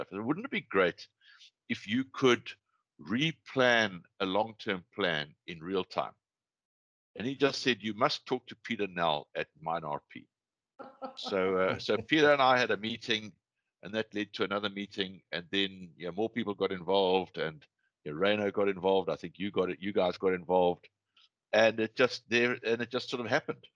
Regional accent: South Africa; also born or lived in London, United Kingdom; being South African.

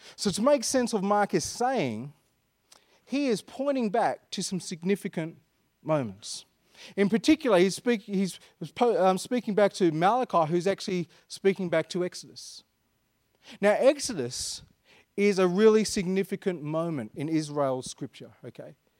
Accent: Perth, Western Australia, Australia; I was born in Perth. I'm like an Anglo-Indian, Perth-born sand groper

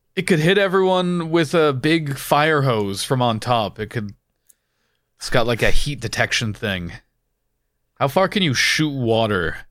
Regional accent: Canada; now in United Kingdom; where I grew up in Canada

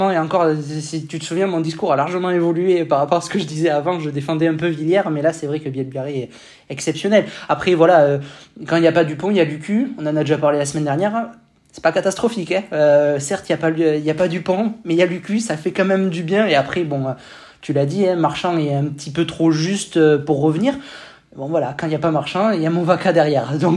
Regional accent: France; nous, on prend en tant que Français hein, pour les quarts de finale, hein

